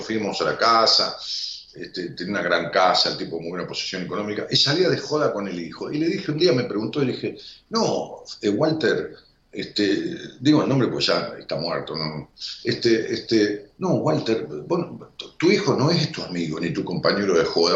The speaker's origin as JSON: {"language": "Spanish", "country": "Argentina", "said": "en mi país, en Argentina"}